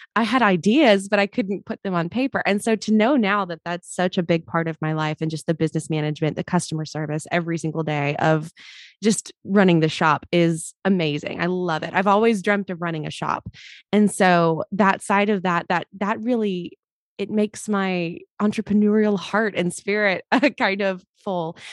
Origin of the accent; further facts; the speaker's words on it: Mobile, Alabama, United States; I grew up in Mobile, Alabama.